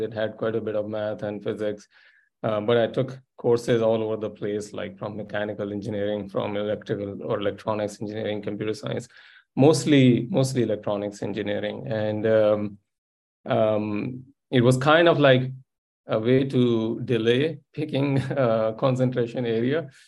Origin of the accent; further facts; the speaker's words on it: interior Sindh, Pakistan; moved away; also born or lived in Silicon Valley / Munich; i grew up in pakistan in a fairly small place in interior sindh province